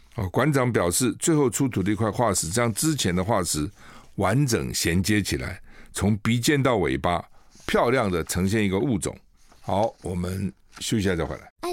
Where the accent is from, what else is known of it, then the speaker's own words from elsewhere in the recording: Taiwan; 我们台湾人